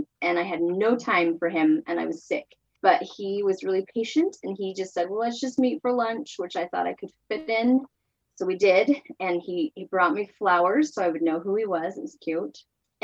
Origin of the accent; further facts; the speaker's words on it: Salt Lake City, Utah, United States; moved away as an adult; I was raised in Salt Lake City, Utah, and married my husband there